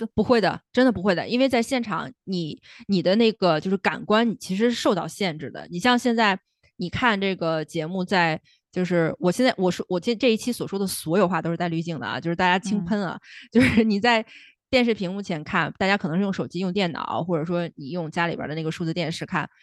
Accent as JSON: {"language": "Chinese", "region": "northern China", "country": "China", "said": "我是北方，我不是北京人，但是我是北方人"}